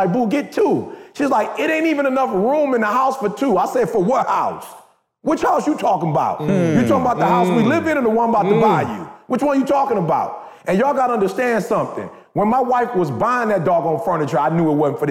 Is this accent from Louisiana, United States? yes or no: no; Detroit, Michigan, United States; I'm from Detroit.